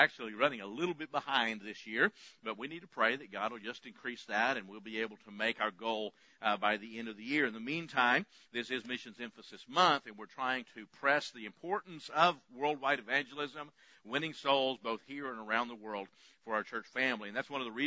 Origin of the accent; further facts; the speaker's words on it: West Texas, United States; I grew up in West Texas